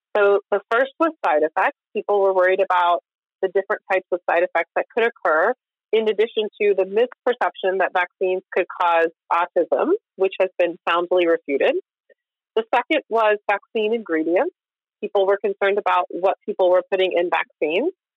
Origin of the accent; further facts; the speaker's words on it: Kansas, United States; moved away; I grew up in Kansas